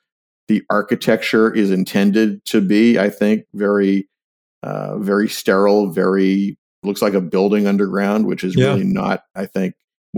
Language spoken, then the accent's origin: English; New Hampshire, United States; born or raised there; now in Washington, D.C., United States